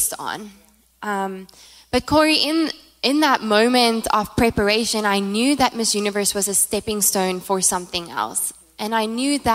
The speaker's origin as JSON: {"language": "English", "country": "South Africa", "first_language": "Afrikaans", "second_language": "English", "moved": "as an adult", "lives_now": "United States", "said": "I'm from South Africa, by the way, if you haven't heard the accent"}